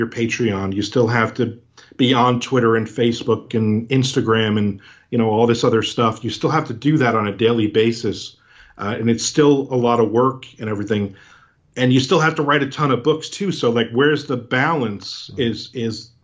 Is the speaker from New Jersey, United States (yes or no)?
yes; New Jersey, United States; now in Florida, United States; I'm originally from New Jersey and I live in Florida now